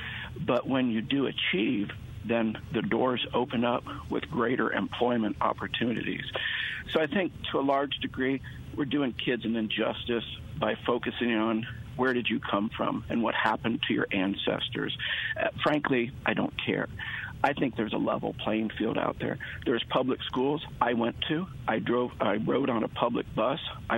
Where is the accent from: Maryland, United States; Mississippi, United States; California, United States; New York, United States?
Mississippi, United States; I'm from Mississippi.